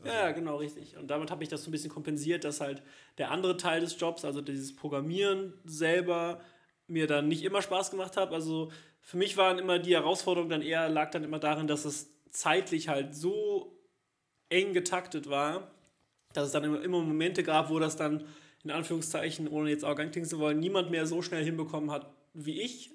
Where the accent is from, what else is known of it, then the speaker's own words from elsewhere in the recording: Cologne, North Rhine-Westphalia, Germany; als Kölner